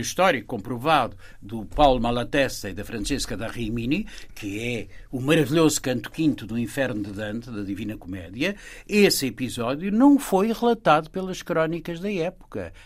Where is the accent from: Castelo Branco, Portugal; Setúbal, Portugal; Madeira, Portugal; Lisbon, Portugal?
Lisbon, Portugal; Eu nasci, por assim dizer, eh, na Baixa, na encosta do Castelo, eh, e vivi, e vivi lá até aos 14 anos de idade